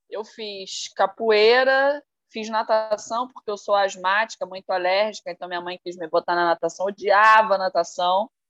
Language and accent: Portuguese; Rio de Janeiro, Brazil; Sou carioca.